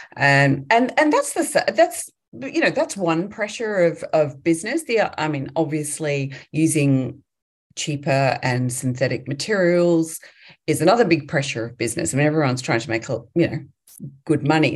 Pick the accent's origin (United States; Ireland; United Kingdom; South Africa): United Kingdom; England; moved away as an adult; now in Australia; I grew up in England, um, in the UK, and uh, moved to Australia as an 18 year old